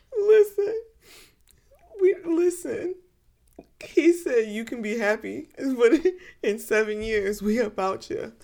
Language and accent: English; Chicago suburbs, Illinois, United States; I grew up in the Midwest, you know, suburbs. Chicago suburbs